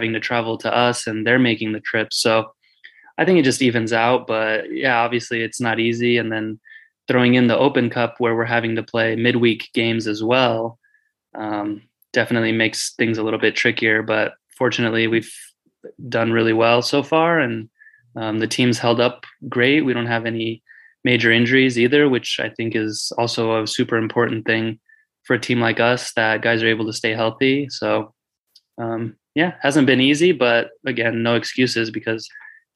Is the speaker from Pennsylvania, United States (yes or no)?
no; Fresno, California, United States; I grew up playing in Fresno, obviously, when I was a kid